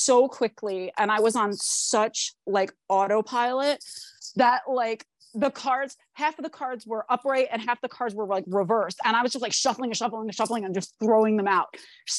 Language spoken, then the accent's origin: English; New Jersey, United States; because I grew up not in Asbury Park, but I grew up like as a shore kid down the shore area in Jersey, like more central Jersey.